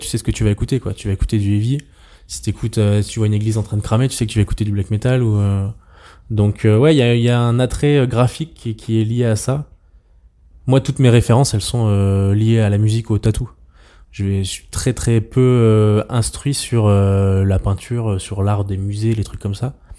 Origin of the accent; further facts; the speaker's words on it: Auvergne-Rhône-Alpes, France; also born or lived in Troyes, Champagne; now in Savoie, France; je suis un Auvergnat expatrié euh, en Savoie